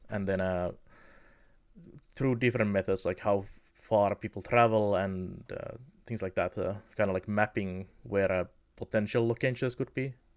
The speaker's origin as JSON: {"language": "English", "town": "Kemi", "region": "Lapland", "country": "Finland", "tie": "born or raised there", "said": "my hometown of Kemi"}